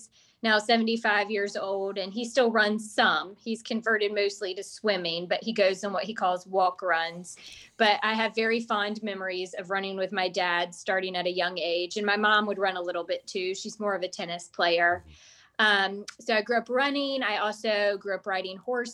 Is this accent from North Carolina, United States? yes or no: yes; Charlotte, North Carolina, United States; also born or lived in Weddington, North Carolina / Baltimore, Maryland; I grew up in Charlotte and then went away for college and grad school